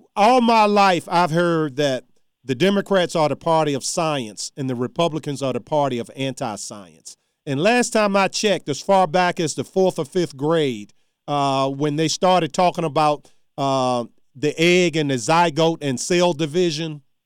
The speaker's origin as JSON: {"language": "English", "area": "Charles City County", "region": "Virginia", "country": "United States", "tie": "born or raised there", "moved": "yes", "said": "my hometown since I left."}